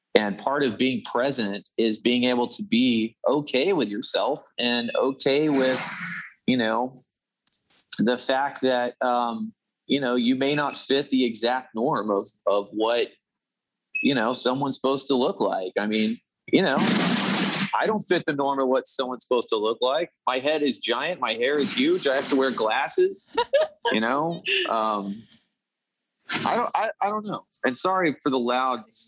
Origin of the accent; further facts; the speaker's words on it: Dallas, Texas, United States; I was born in Dallas